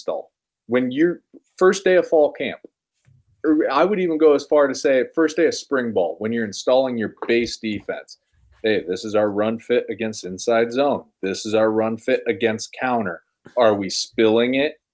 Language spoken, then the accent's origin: English; Omaha, Nebraska, United States; I am from Omaha